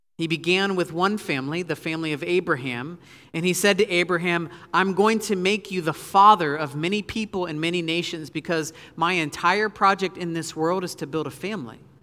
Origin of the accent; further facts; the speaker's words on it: Southern Ohio, United States; I'm from Southern Ohio